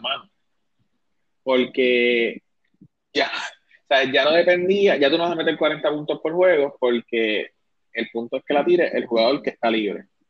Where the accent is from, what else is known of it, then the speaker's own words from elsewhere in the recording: Isabela, Puerto Rico; yo me crié en Isabela y soy gallito